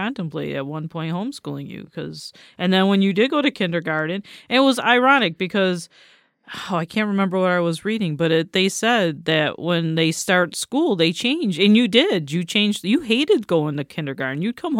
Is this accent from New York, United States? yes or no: yes; Batavia, New York, United States; because I grew up in Batavia, New York, which is at that time was a small city, small town.